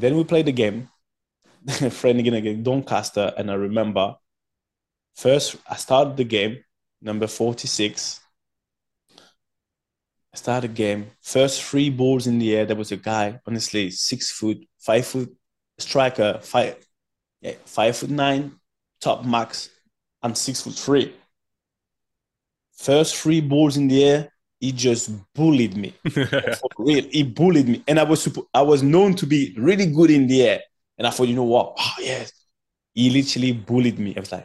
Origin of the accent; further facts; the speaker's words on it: France; English is a second language; moved away as an adult; also born or lived in Cameroon / England; I just come from France